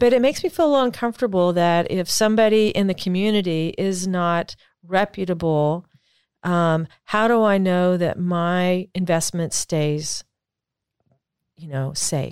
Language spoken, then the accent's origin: English; United States; I am an American